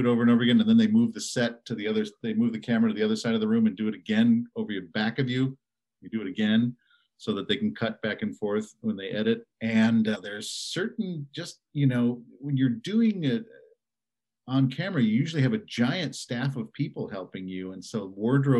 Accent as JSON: {"language": "English", "town": "Evanston", "region": "Illinois", "country": "United States", "tie": "born or raised there", "also_born_or_lived": "Caracas, Venezuela / California", "moved": "as an adult", "said": "I did most of my growing up in the Chicago area in Evanston."}